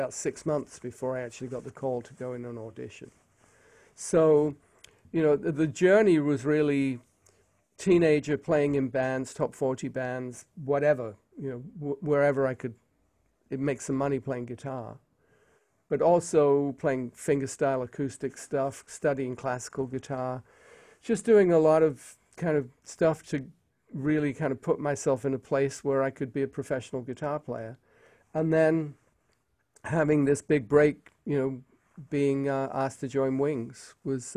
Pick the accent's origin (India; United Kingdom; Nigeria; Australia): United Kingdom; England